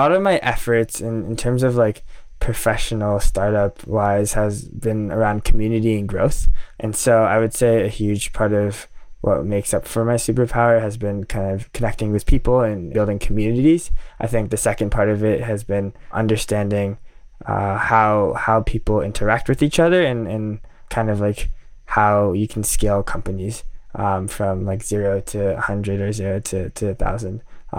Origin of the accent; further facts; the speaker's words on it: New York City, New York, United States; also born or lived in Tokyo, Japan; I grew up kind of in New York City and Tokyo over the past 18, 19 years, just going back and forth between public schools.